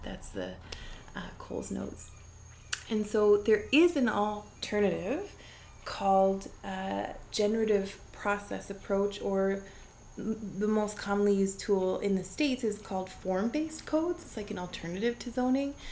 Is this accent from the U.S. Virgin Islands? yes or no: no; Vancouver Island, British Columbia, Canada; I am a woman from Vancouver Island, a rural community.